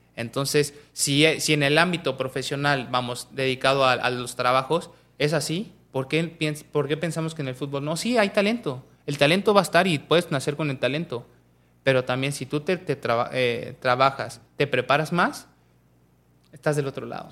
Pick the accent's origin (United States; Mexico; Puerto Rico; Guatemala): Mexico; Pachuca, Hidalgo; yo soy de Pachuca